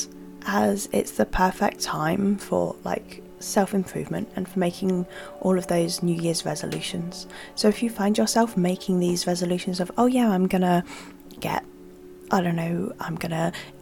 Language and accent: English; United Kingdom; I'm British and it's cold here all the time